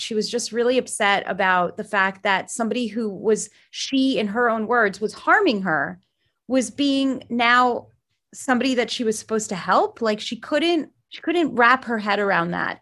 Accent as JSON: {"language": "English", "region": "South Florida", "country": "United States", "tie": "born or raised there", "also_born_or_lived": "Jerusalem, Israel / New York", "said": "I was raised in South Florida"}